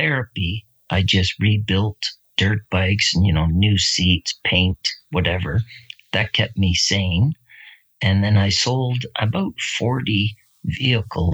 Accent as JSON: {"language": "English", "town": "Barrie", "region": "Ontario", "country": "Canada", "said": "I'm from Barrie, Ontario, Canada, and I'm a riding instructor."}